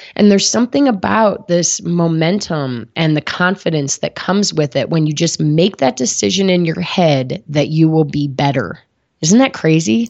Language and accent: English; Midwest, United States; moved away as an adult; also born or lived in New Haven, Connecticut / San Diego; now in Boulder, United States; I grew up in the Midwest